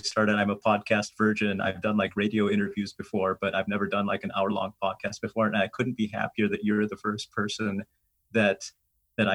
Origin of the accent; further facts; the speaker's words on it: United States; I was born in the United States. My parents are from India, but I was born in the US.